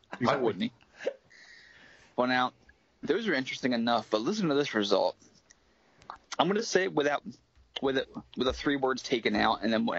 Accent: United States; I'm American

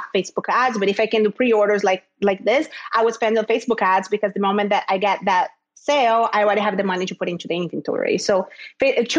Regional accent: Rio de Janeiro, Brazil; moved away as an adult; now in Miami, United States; I grew up in Rio in Brazil, but I never lived at the beach.

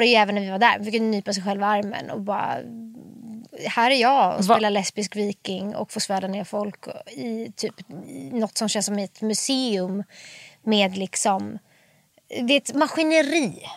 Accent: Stockholm, Stockholm County, Sweden; born or raised there; also born or lived in Bromma / Farsta / Hökarängen

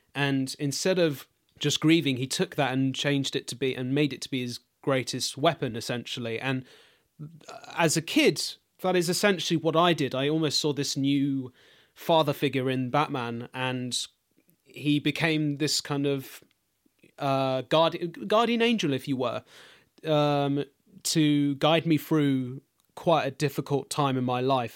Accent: London, United Kingdom; I grew up in East London, specifically Walthamstow

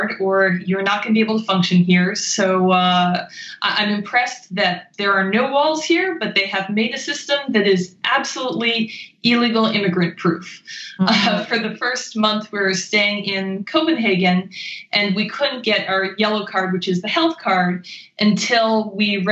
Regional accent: Maine, United States; moved away as an adult; also born or lived in Pennsylvania / China / Japan / New York; I grew up in Maine

